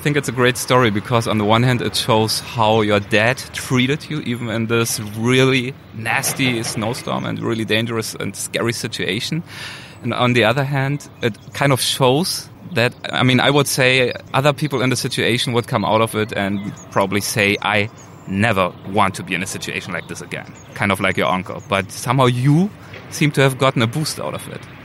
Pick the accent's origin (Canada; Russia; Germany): Germany; moved away as an adult; now in Los Angeles, United States; probably my accent gives me away. So I am originally from Germany, um, but I've been here for two years now in the US